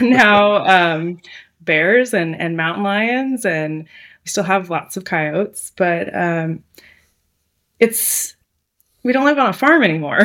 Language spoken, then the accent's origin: English; Seattle, Washington, United States; moved away as an adult; now in Southern California, United States; I am from Seattle